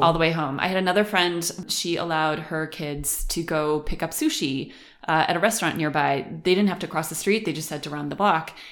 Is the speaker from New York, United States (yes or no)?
yes; Western New York, United States; moved away as an adult; now in Germany; I am from Western New York